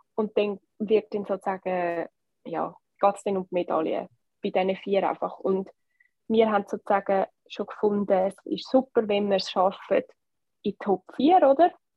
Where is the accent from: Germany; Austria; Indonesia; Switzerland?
Switzerland; als Schweizer Team